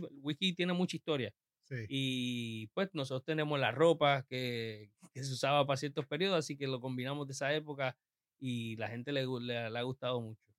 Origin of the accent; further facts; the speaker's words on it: Puerto Rico; como somos puertorriqueños, pues tenemos que aprender de, de, dónde vinimos